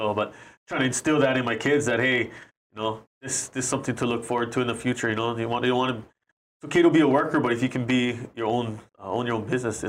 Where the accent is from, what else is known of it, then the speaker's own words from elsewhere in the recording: Maui, Hawaii, United States; we're from Maui